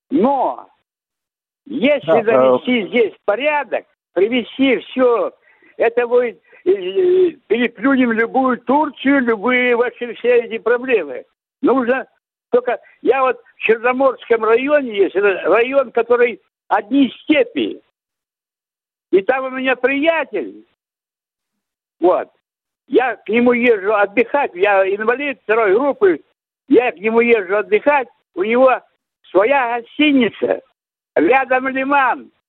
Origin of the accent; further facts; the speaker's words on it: Simferopol, Crimea, Ukraine; Мне 85 лет, я местный крымчанин.